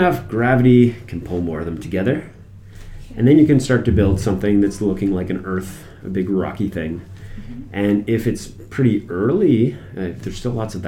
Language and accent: English; Moncton, New Brunswick, Canada; moved away as an adult; also born or lived in Halifax; I'm from Moncton originally